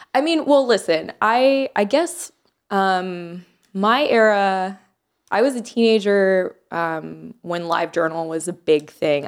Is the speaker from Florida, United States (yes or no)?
yes; Jacksonville, Florida, United States; also born or lived in Miami, Florida; I moved to Jacksonville when I was in middle school.